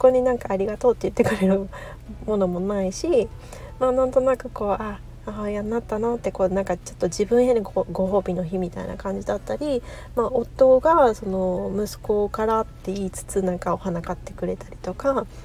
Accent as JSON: {"language": "Japanese", "country": "Japan", "tie": "born or raised there", "also_born_or_lived": "United States (West Coast)", "moved": "as an adult", "lives_now": "United States", "said": "で私今アメリカに住んでるんですけれどもあの生まれ育ったのは日本なので"}